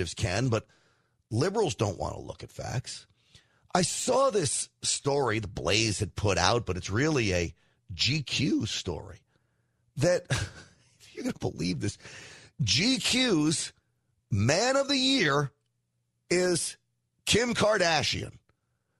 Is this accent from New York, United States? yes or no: yes; New York, United States; I'm half Italian. I grew up in New York